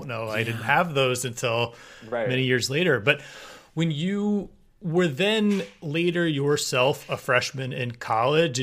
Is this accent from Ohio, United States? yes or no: yes; southern Ohio, United States; I grew up central South Ohio, so sort of the like bottom tip, but right in the middle